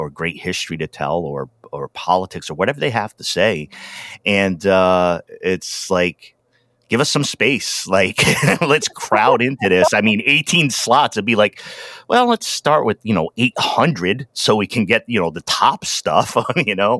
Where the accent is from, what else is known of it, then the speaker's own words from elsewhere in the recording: Rhode Island, United States; also born or lived in Wisconsin; now in Oregon, United States; I grew up in Rhode Island. Lived out in Wisconsin for quite some time and now out in Oregon.